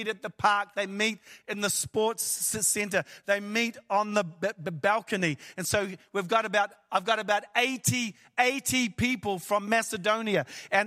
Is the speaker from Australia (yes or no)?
no; New Zealand; I am from New Zealand, which is the ends of the earth